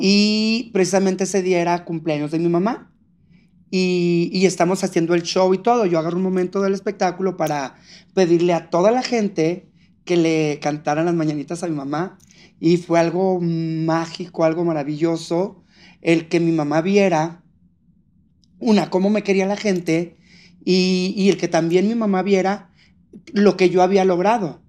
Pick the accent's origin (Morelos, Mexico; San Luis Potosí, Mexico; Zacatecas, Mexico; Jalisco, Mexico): Zacatecas, Mexico; Fresnillo; moved away; cuando regresé a Fresnillo, Zacatecas, de donde yo soy